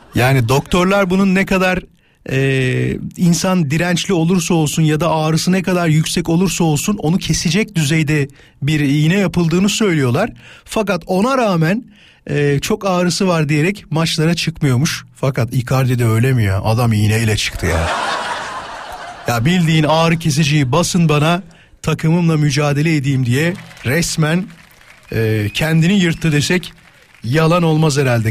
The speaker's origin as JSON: {"language": "Turkish", "town": "İzmit", "region": "Kocaeli", "country": "Turkey", "tie": "born or raised there", "moved": "yes", "said": "Mustafa'nın torunu olarak tanıyorlar memleketimde. Yani İzmit'te Yarımca"}